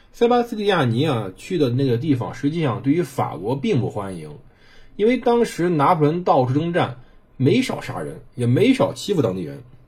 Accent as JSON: {"language": "Chinese", "country": "China", "said": "我们中国人"}